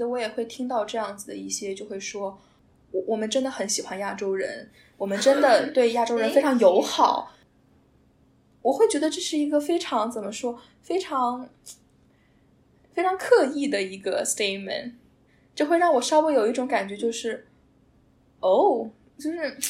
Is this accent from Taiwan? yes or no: no; China; now in North America; 我们中国在中国大家很喜欢说老外，